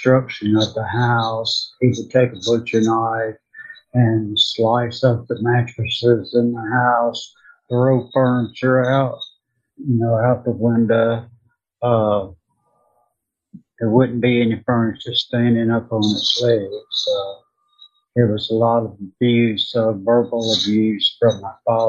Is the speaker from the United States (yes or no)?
yes; Indianola, Mississippi, United States; I was born in Indianola, Mississippi, and grew up in a very violent family